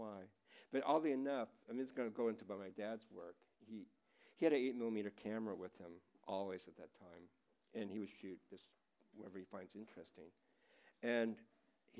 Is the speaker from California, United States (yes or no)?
yes; Los Angeles, California, United States; also born or lived in San Francisco / London / Larkspur; I'm from Los Angeles